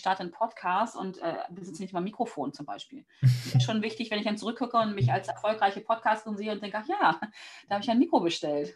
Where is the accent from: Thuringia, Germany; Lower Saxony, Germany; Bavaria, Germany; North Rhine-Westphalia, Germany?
Lower Saxony, Germany; Hanover; Also ich bin aus Hannover und lebe am mhm. Stadtrand von Hannover